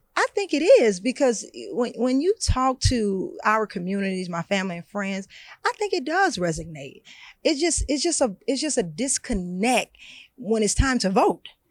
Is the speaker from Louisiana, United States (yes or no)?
yes; Baton Rouge, Louisiana, United States; my neighborhood that I grew up in in Baton Rouge, Louisiana.